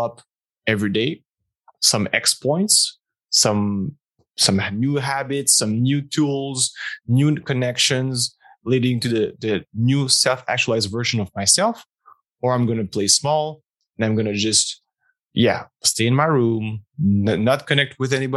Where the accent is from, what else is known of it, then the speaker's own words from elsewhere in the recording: Montreal, Quebec, Canada; moved away as an adult; also born or lived in former Soviet Union; Montreal. Beautiful Canada, Quebec, Canada, safe family, upper middle class, private education